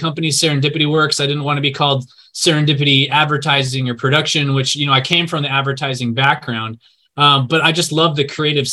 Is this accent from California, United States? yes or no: yes; Los Angeles, California, United States; I was actually born and raised in L.A. County, growing up mostly in the Valley